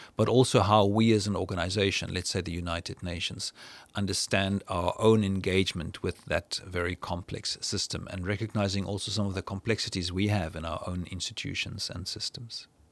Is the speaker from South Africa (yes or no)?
yes; South Africa; I'm from South Africa